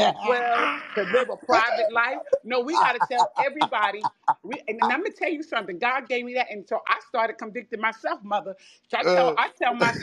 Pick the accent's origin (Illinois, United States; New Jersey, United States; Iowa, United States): New Jersey, United States; I'm from Jersey